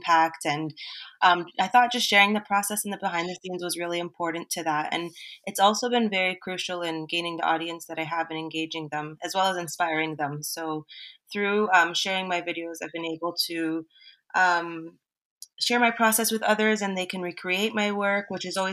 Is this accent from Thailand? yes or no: no; Toronto, Ontario, Canada; moved away as an adult; also born or lived in Mississauga / Bahrain; I was personally born and raised in Toronto, Ontario, Canada